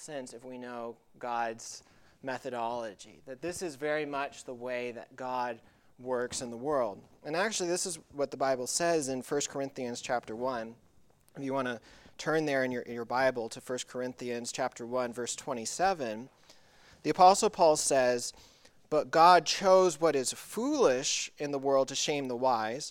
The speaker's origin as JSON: {"language": "English", "town": "Tuckasegee", "region": "North Carolina", "country": "United States", "tie": "born or raised there", "said": "where I grew up in high school in North Carolina. It's called Tuckasegee"}